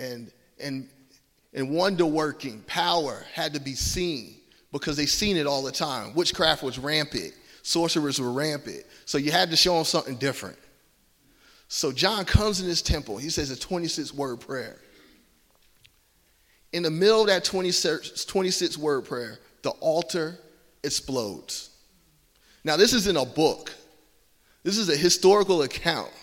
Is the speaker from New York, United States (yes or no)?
no; Georgia, United States; accent: Southern twang; I'm from Georgia, and my family's from New Jersey. So I got a little Southern twang